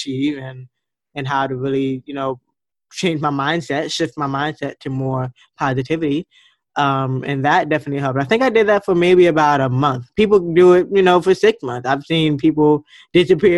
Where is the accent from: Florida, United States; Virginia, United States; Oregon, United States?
Florida, United States; Fort Lauderdale; moved away; I was born in Fort Lauderdale, Florida, and I'm a water girl at heart by nature, and I wanted to move back home.